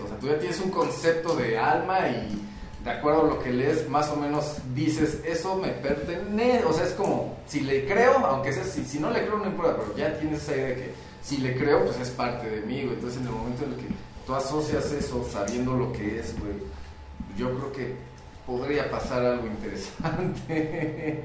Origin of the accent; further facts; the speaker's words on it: Mexico; Comúnmente como mexicanos